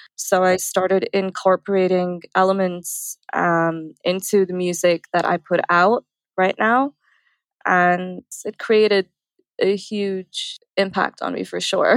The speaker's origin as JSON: {"language": "English", "region": "Dubai", "country": "United Arab Emirates", "tie": "born or raised there", "also_born_or_lived": "India", "moved": "as an adult", "lives_now": "Los Angeles, United States", "said": "I was born in India, I grew up in Dubai, and then I moved to LA."}